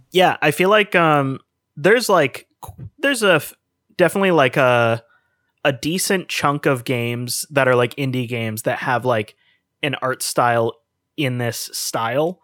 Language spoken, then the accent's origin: English; Canada; we're from Canada